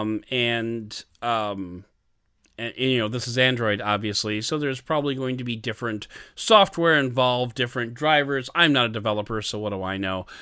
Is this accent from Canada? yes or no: yes; Canada; I'm Canadian, I do Canadian threes